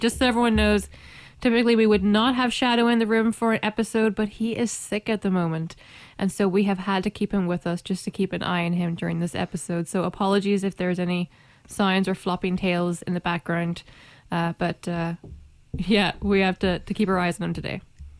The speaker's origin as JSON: {"language": "English", "country": "Ireland", "said": "are you trying to imply that because I'm Irish, the stereotype that I must love potatoes is true?"}